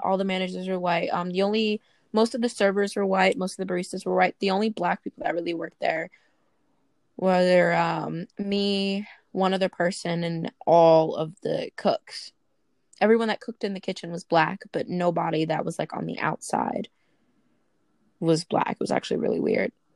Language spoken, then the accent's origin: English; Brooklyn, New York, United States; I'm from Brooklyn